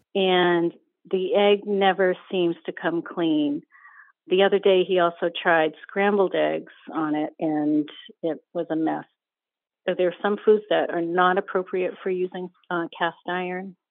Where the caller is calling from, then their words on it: Warwick, Rhode Island, United States; I'm calling from Warwick, Rhode Island.